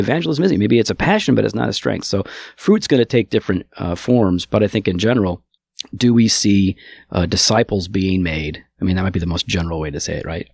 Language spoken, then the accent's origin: English; Geneva, Illinois, United States; also born or lived in St. Charles, Illinois; I grew up in Geneva, which is one town south